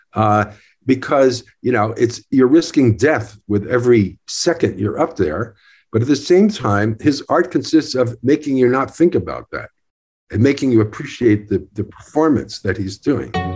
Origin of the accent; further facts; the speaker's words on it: Newark, New Jersey, United States; I was born in Newark, New Jersey.